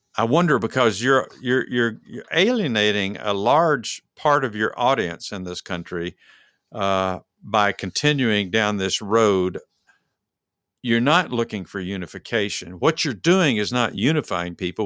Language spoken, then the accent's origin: English; Dallas, Texas, United States; we're from Dallas.